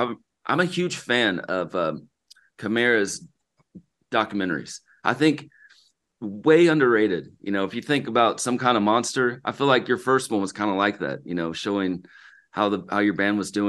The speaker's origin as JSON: {"language": "English", "region": "the South", "country": "United States", "said": "I'm from the South"}